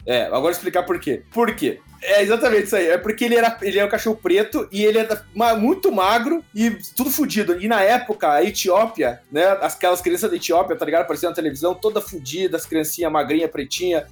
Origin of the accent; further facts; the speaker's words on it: Antonina, Paraná, Brazil; also born or lived in Guaraqueçaba; eu cresci um pouco em Antonina, ali, ali litoral do Paraná, e ali na, em Guaraqueçaba